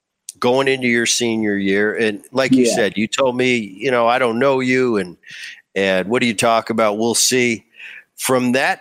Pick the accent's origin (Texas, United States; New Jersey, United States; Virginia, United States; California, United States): New Jersey, United States; I grew up in Philly, or just outside of Philly. I grew up in Jersey, so I was a big Philly and Eagles and 76ers fan